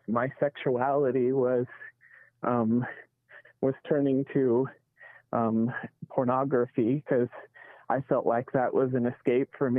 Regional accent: Provo, Utah, United States; I grew up in Provo

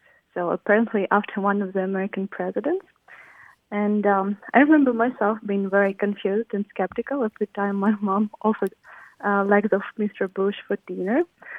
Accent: Ukraine; now in Sierra Vista, United States; I grew up in Ukraine in a small village where we had our own chicken.

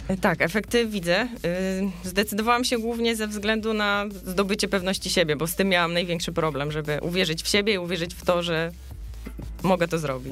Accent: Suwałki, Podlaskie Voivodeship, Poland; moved away as an adult; also born or lived in Białystok; now in Silesia, Poland; urodziłam się w Suwałkach, studiowałam w Białymstoku

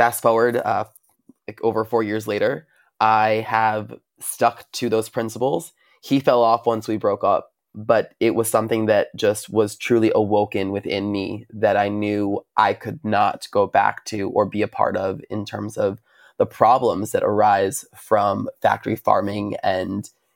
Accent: Long Island, New York, United States; I'm from Long Island, New York.

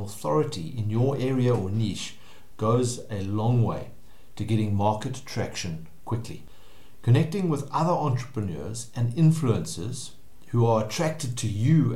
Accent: South Africa; I've lived and worked in South Africa my whole life

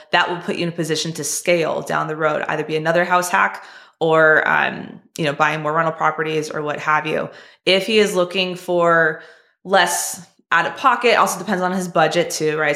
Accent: California, United States; I'm from California too

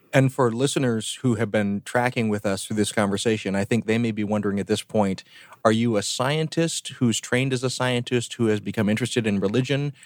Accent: the South, United States; moved away; where I grew up down in the South

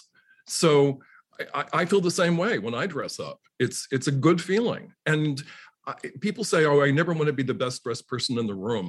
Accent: Washington, District of Columbia, United States; growing up in Washington, D.C., it's hardly a fashion capital.

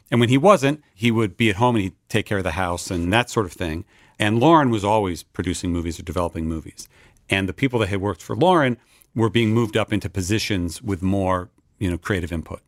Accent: Westfield, New Jersey, United States; moved away as an adult; also born or lived in Boston, Massachusetts; now in Los Angeles, United States; I was raised in New Jersey northern New Jersey suburb called Westfield

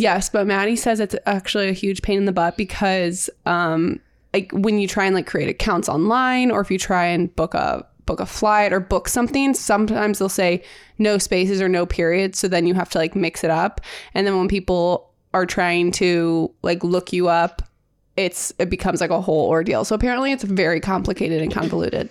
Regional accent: St. Louis, Missouri, United States; We are sisters. We are from Saint Louis.

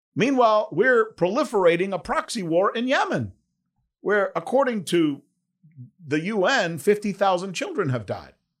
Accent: United States; as an American

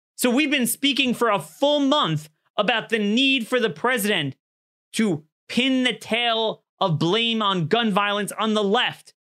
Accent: Maryland, United States; my home state of Maryland

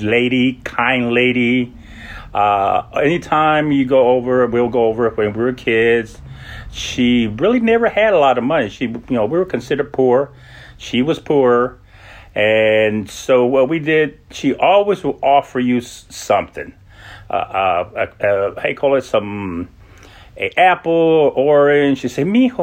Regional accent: El Paso, Texas, United States; moved away as an adult; also born or lived in Los Angeles, California; now in Washington, D.C. area, United States; I'm originally from El Paso, Texas. I grew up in El Paso and between there and Los Angeles

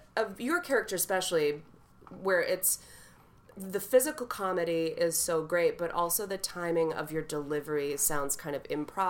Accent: Wisconsin, United States; now in New York City, United States; I'm from Wisconsin

